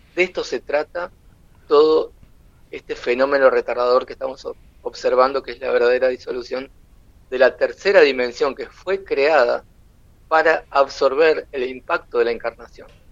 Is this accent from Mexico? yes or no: no; Uruguay; yo soy uruguayo